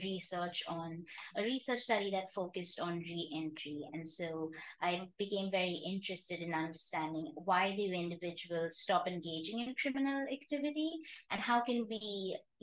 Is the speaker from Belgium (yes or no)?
no; Mumbai, Maharashtra, India; moved away as an adult; also born or lived in Arizona, United States / Cincinnati, United States; I grew up in India, in Bombay